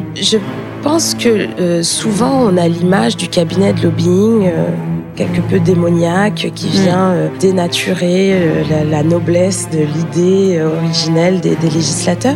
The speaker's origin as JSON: {"language": "French", "town": "Paris", "region": "Île-de-France", "country": "France", "tie": "born or raised there", "also_born_or_lived": "Strasbourg / Bruges", "said": "je suis née à Paris, mais j'ai euh, passé une grande partie de mes vacances euh, en Guadeloupe"}